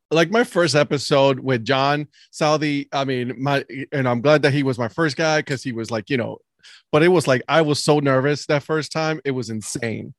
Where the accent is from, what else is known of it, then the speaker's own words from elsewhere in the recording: Cleveland, Ohio, United States; I'm growing up in Cleveland